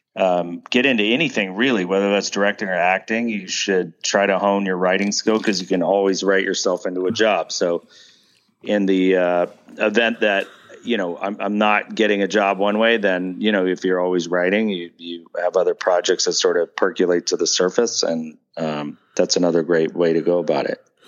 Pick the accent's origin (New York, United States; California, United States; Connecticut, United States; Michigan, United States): California, United States; Pasadena; also born or lived in Hollywood, California / Memphis, Tennessee; I was born in Hollywood, but raised in Pasadena.